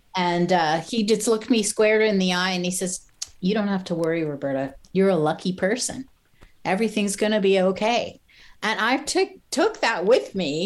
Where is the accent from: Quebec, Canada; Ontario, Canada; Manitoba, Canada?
Quebec, Canada; Montreal; I'm from Montreal. We'd walk down Sherbrooke Street and go and check out the galleries